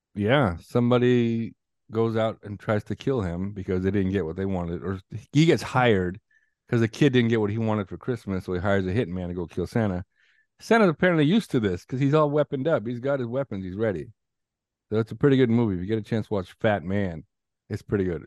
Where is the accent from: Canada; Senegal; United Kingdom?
Canada; growing up in Canada